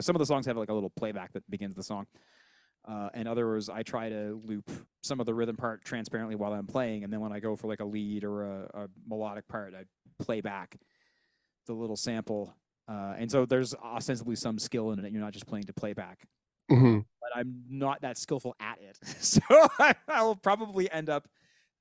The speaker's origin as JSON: {"language": "English", "town": "Sydney", "region": "Nova Scotia", "country": "Canada", "said": "I'm from Sydney."}